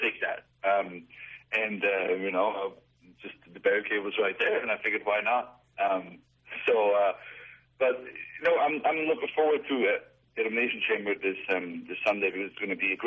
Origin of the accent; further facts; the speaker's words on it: Switzerland; now in United States; I was born in Switzerland